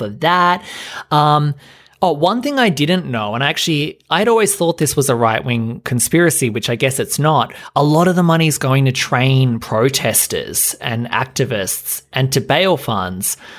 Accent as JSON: {"language": "English", "country": "Australia", "said": "being Australian"}